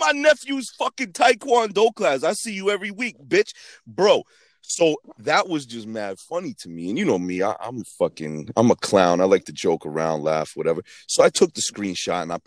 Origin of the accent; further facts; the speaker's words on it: Boston, Massachusetts, United States; also born or lived in New York; I'm from Boston